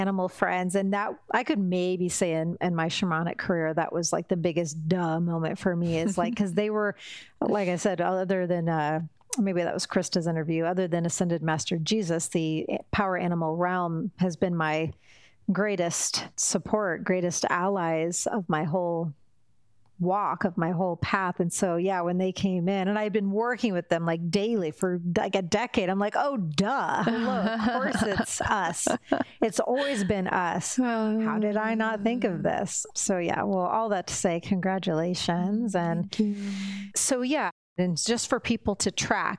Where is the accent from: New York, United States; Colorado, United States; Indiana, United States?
Indiana, United States; I come from Indiana.